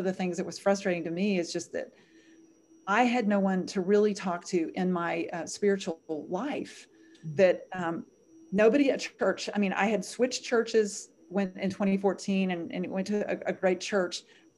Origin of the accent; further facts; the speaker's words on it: the South, United States; I grew up in the South. I wanted to be protected.